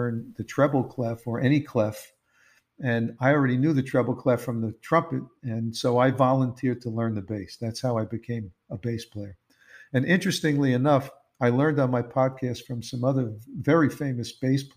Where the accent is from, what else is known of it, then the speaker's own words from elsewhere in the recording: New York City, New York, United States; I grew up in Queens, New York.